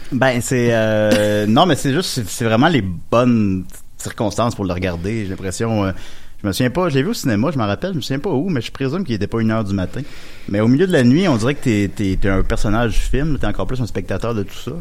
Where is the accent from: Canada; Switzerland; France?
Canada; Charny, Quebec; moved away as an adult; also born or lived in Montreal; je suis arrivé à Montréal à 20 ans, puis j'avais un club vidéo proche chez nous, puis il y avait tout, parce que je viens de Charny, ça arrive ça de Québec